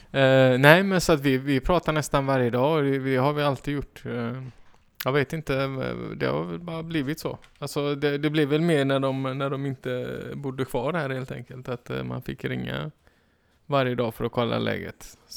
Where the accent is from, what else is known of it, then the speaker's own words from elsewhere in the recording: Iran; jag är iranier.